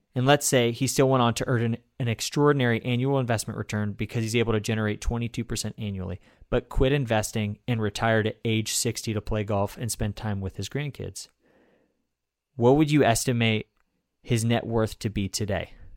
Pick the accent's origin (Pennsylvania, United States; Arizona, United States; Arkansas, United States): Arkansas, United States; Fayetteville; I'm from Fayetteville. That's where I live, where University of Arkansas is.